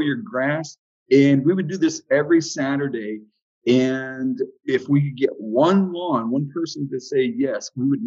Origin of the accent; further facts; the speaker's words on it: Southwest Florida, United States; also born or lived in Dayton, Ohio; came down to sunny Southwest Florida when I was about 4 years old and grew up here as a child